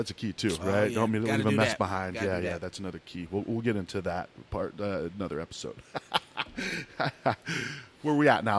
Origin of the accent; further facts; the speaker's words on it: Midwest, United States; growing up in the Midwest